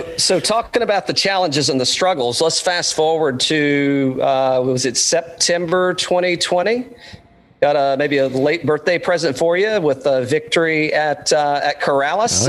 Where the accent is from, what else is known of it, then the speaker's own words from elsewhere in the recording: Central Florida, United States; growing up in Central Florida